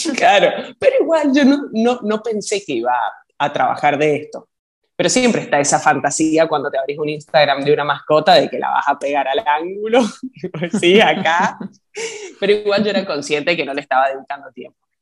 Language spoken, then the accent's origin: Spanish; Argentina; also born or lived in Chile; now in New York, United States; Yo soy argentina